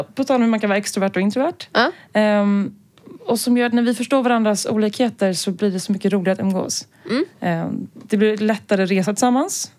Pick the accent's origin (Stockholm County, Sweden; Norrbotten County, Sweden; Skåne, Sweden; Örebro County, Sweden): Stockholm County, Sweden; Stockholm; also born or lived in Lund; Jag är här från Stockholm. Eh, men har eh, bott i Lund en sväng när jag pluggade där